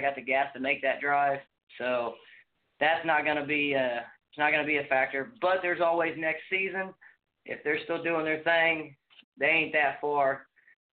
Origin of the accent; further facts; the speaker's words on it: Indiana, United States; I'm from the state of Indiana myself